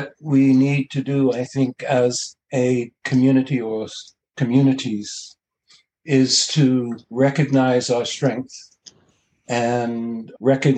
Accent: Bermuda; now in Canada; I was born in Bermuda

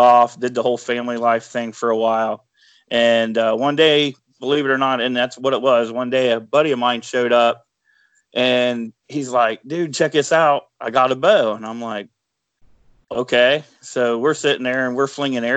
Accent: Bradford, Ohio, United States; I'm from Bradford, Ohio. It's a little town. I couldn't tell you how many people. Everybody knows your name. That's about all I know. I've lived here all my life, pretty much

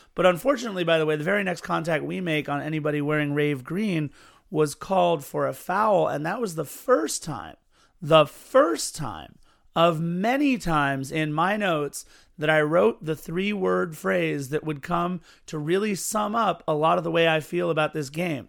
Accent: Los Angeles, California, United States; the city in which I was born and have grown up

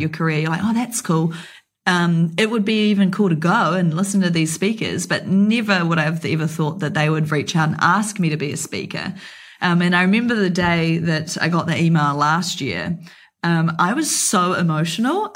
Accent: New Zealand; me being a New Zealander

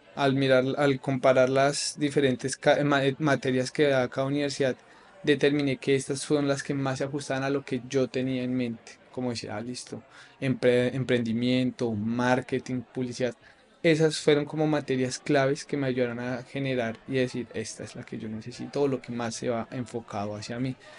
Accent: Bogotá, Colombia; moved away as an adult; now in Barcelona, Spain; soy de Colombia, Bogotá.

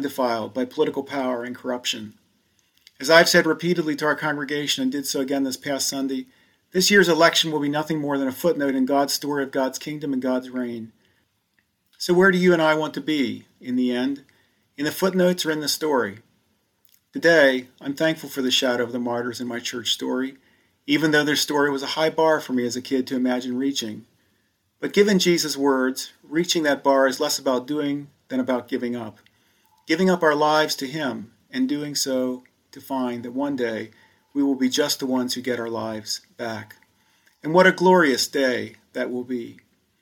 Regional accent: Elizabethtown, Pennsylvania, United States; the little church down the street in my hometown

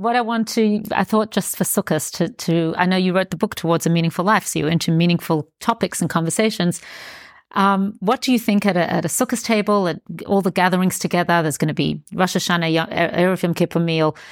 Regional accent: Australia; I grew up in Australia

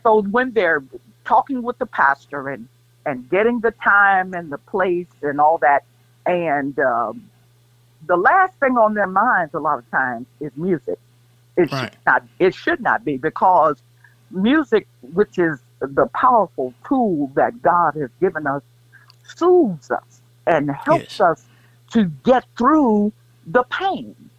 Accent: Kansas City, United States; moved away as an adult; also born or lived in Greensboro, North Carolina; I can't say I'm really from Kansas City

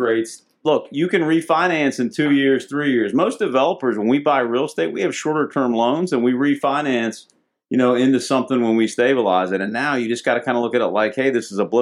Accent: Haymarket, Virginia, United States; I'm from Haymarket, Virginia

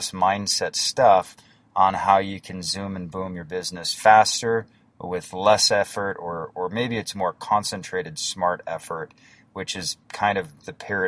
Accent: North Dakota, United States; I'm from North Dakota and I have a small little internet business

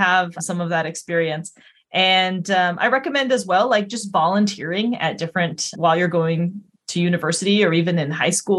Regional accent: Colorado, United States; moved away as an adult; also born or lived in Vancouver, British Columbia; now in East Coast, United States; I was born in Colorado

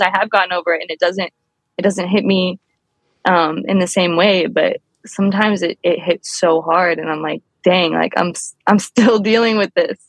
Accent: New Orleans, Louisiana, United States; now in Los Angeles, United States; I grew up in New Orleans.

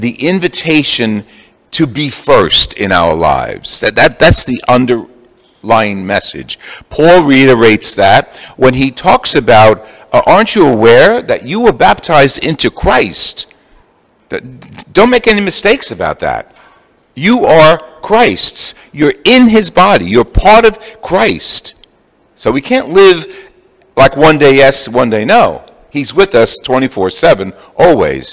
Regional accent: Jersey City, New Jersey, United States; I'm from Jersey City. We used to have the processions through the summers

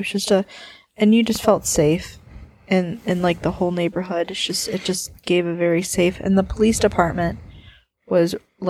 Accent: Chicago, Illinois, United States; moved away as an adult; also born or lived in El Segundo, California; we're from Chicago

